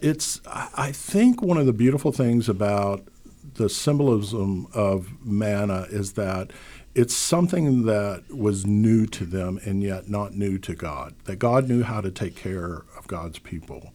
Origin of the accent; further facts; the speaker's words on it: Louisiana, United States; moved away; which is what I grew up with on Easter. Um, down south in Louisiana